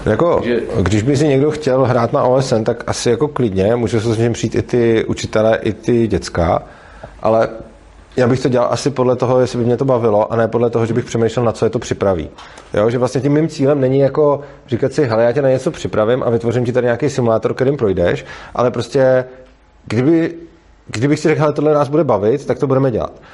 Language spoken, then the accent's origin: Czech; Prague, Czechia; jsem z Prahy a dojíždím vlastně do Brna